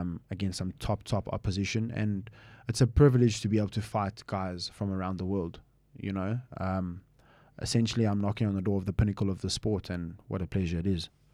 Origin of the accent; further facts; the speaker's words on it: United Kingdom; also born or lived in Manchester; now in South Africa; I grew up in the U K for majority of my life